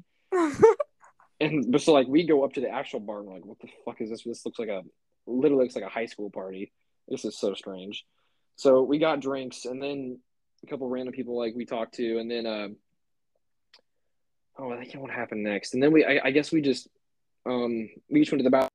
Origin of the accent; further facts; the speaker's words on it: Kansas, United States; I'm from Kansas